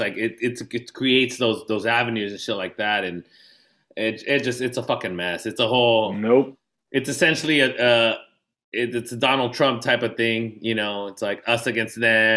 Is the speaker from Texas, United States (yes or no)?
no; San Diego, California, United States; I'm from San Diego